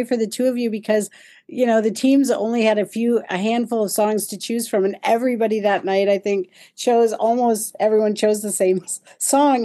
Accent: Minnesota, United States; also born or lived in Detroit; now in Kansas City, United States; I grew up in Minnesota, small town

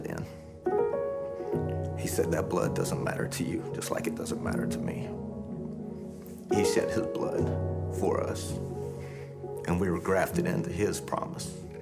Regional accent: Nashville, Tennessee, United States; now in Spring Hill, United States; I came from Nashville, Tennessee. I live in Spring Hill now

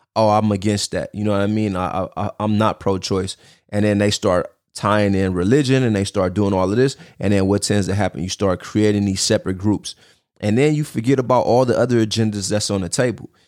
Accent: United States; as American citizens today.

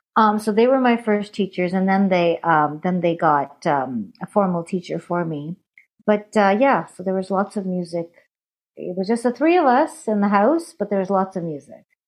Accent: Canada; accent: Punjabi; also born or lived in India; I was born in India, brought up in Canada

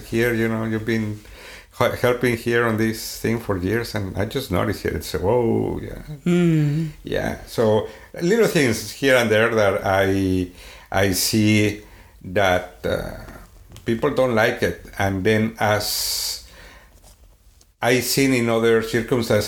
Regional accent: Sweden; accent: Swedish; English is a second language; moved away; my Swedish accent

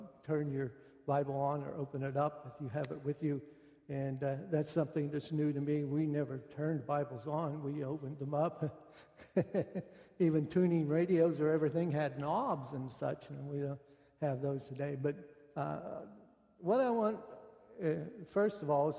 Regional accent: Western Pennsylvania, United States; moved away as an adult; also born or lived in West Virginia; I come from Western Pennsylvania.

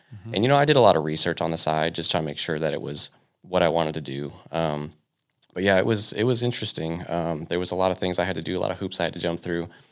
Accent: Victorville, California, United States; moved away as an adult; also born or lived in New Paris, Ohio; originally, I was born and raised in uh, Southern California. Um, so I grew up a lot of my uh, you know kind of young high school days in uh, Victorville

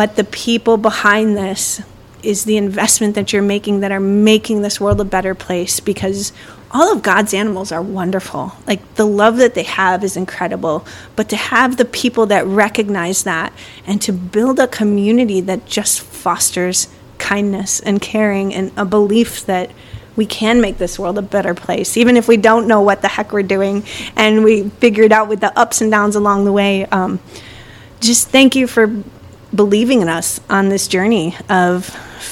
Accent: Chicago, Illinois, United States; I'm from Chicago

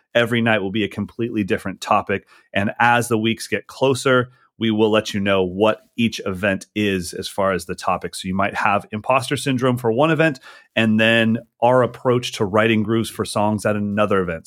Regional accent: United States; as an American

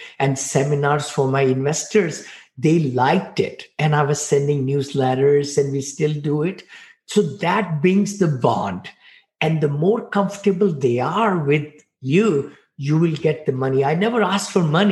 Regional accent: India; now in United States; I came from India, poor boy. I mean, you know, six siblings living in one bedroom apartment into land of opportunity

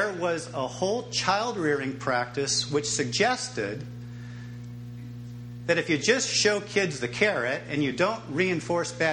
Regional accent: Reedley, California, United States; also born or lived in Fresno, California; And across the street from that tennis courts, it's called Hope Street, is my parents' house. And that's where I grew up, in that house.

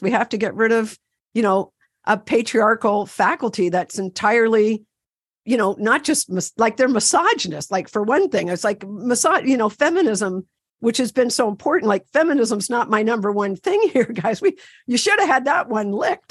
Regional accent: Ontario, Canada; I'm from Canada. I'm from Ontario, canoe country.

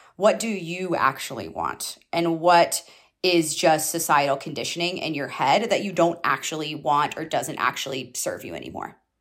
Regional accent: Georgia, United States; I grew up in Georgia, so I grew up in the South

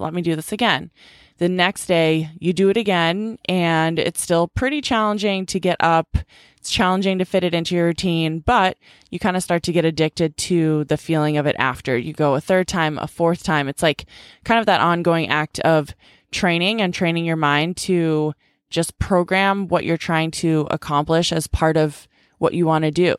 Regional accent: Boston, Massachusetts, United States; also born or lived in California; my little sister moved back home to Boston

